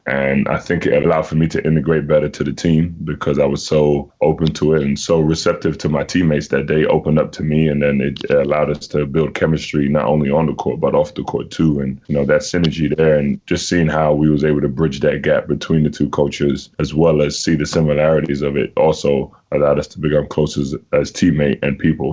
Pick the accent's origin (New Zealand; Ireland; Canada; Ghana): Ghana; moved away; also born or lived in Washington D.C., United States; my home country